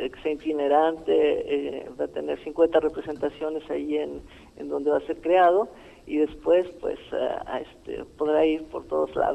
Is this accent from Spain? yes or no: no; Greece; yo vengo desde Grecia y ellos trabajaron antes con el maestro Luis de Tavira